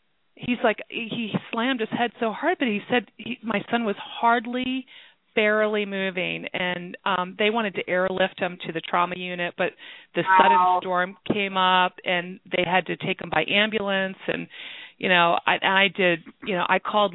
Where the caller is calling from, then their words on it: Pennsylvania, United States; I'm calling from Pennsylvania.